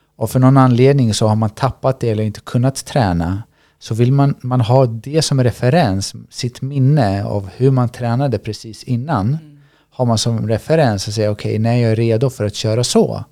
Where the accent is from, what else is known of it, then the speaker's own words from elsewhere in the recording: Sweden; Jag är född i Sverige.